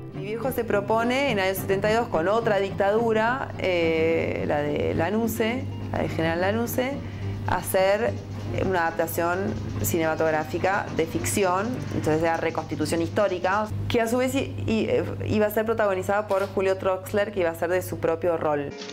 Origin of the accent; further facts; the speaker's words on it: France; moved away as an adult; also born or lived in Paris; now in Argentina; me crié en Francia, exiliada, me quedé ahí y en el año 2001